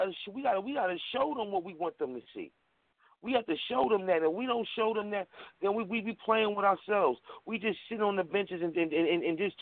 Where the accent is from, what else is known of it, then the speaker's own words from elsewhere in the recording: New York City, New York, United States; I'm born and raised in Harlem, New York